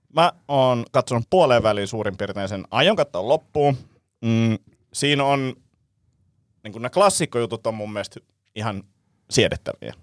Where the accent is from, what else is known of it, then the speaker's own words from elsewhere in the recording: Vantaa, Uusimaa, Finland; mä oon itse Martinlaaksosta kotosi